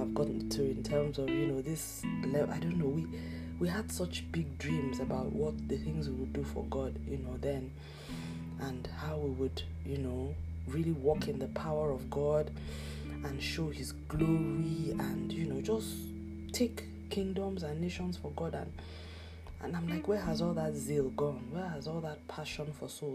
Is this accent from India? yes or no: no; Nigeria; my home country, Nigeria